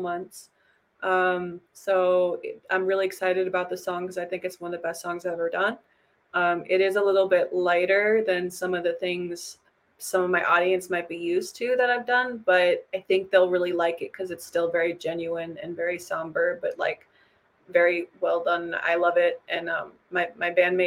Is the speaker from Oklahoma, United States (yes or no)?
no; Minneapolis, Minnesota, United States; I'm like from Minneapolis